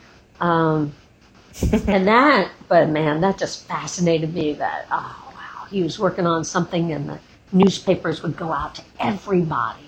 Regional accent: Atlanta, Georgia, United States; I grew up in Atlanta.

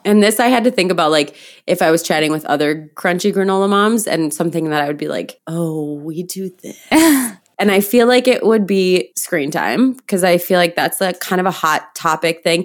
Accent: Midwest, United States; moved away as an adult; also born or lived in San Diego; I grew up in the Midwest

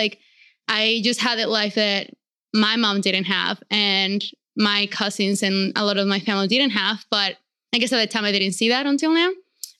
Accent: Xochitepec, Morelos, Mexico; moved away as an adult; also born or lived in Jersey City, United States / New York, United States; And then my parents packed everything up and moved back to Mexico. And I grew up where my parents grew up in the town called Xochitepec in Morelos, which is in the middle of the country. I had a very, what I would consider normal life in like middle-class Mexico

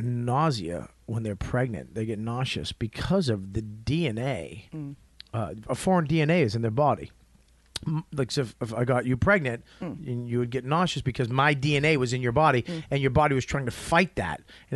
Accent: Australia; And I'm from Australia.

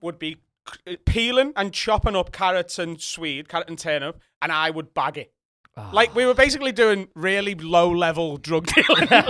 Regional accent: Liverpool, North West England, United Kingdom; I grew up on a council estate in Liverpool. So a council estate is, I would say, a ghetto.

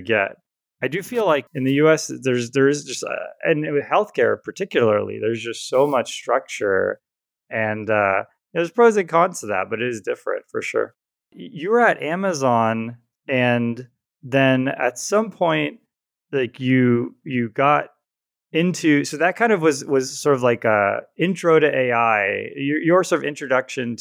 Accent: Southeast, United States; now in California, United States; Patrick and I grew up on the East Coast, or I guess maybe you'd call it the South. I mean, Southeast

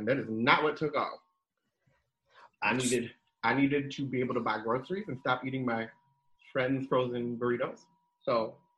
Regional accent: New Jersey, United States; moved away; also born or lived in Southern California / Nebraska; I'm born and raised in New Jersey

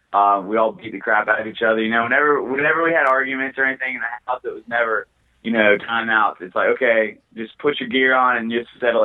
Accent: Spartanburg, South Carolina, United States; I'm from Spartanburg, South Carolina. I trained in Greenville for a while when I first started fighting MMA, but I'm originally from Spartanburg, South Carolina.

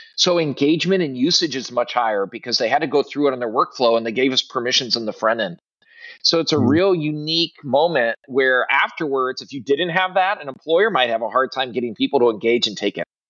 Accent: Midwest, United States; also born or lived in Southeast US; now in Southeast, United States; I'm a Midwesterner originally

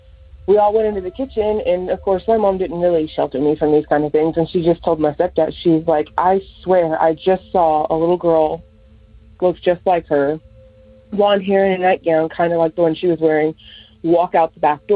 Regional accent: Sherman, Texas, United States; also born or lived in Denison, Texas; I'm from Sherman, Texas

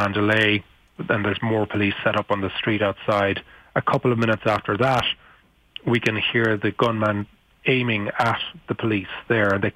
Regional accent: Ireland; I'm from Ireland

